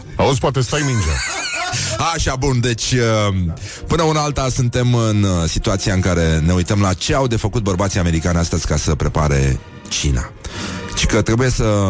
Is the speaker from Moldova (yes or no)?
no; Brăila, Brăila County, Romania; now in Bucharest, Romania; eu sunt din Brăila, chiar din oraș